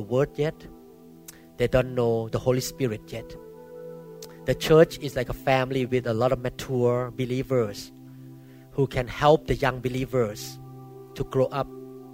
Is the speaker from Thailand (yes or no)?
yes; Thailand; moved away; my background when I grew up in Thailand